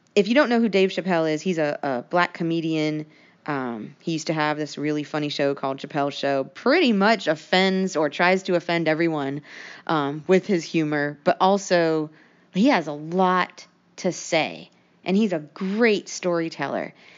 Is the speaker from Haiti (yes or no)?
no; United States; we're from the United States